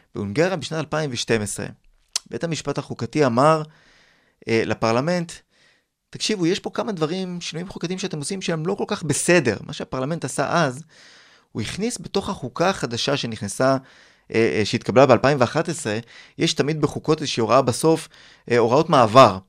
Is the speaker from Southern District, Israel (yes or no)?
no; Ramat Gan, Tel Aviv District, Israel; אני גדלתי ברמת גן בשנות ה-80